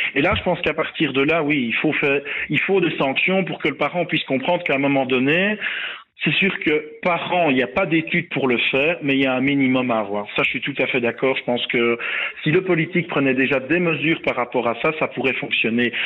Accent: Belgium; chez nous en Belgique

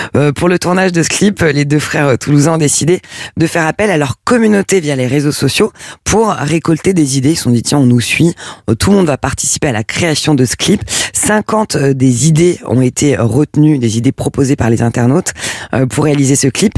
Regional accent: France; du côté de chez nous, en France

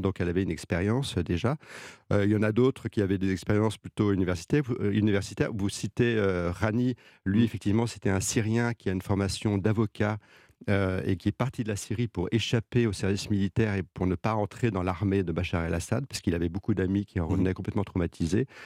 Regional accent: France; moi le français

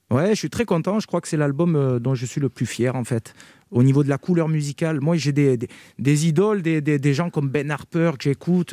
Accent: Carpentras, Provence-Alpes-Côte d'Azur, France; je suis natif de Carpentras. J'ai grandi à Carpentras, dans le Vaucluse.

